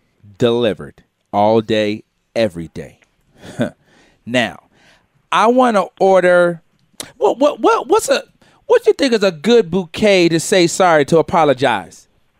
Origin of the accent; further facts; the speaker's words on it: United States; Panamanian, Costa Rican, all from the West Indies, my whole family. I was born in America, as you can see.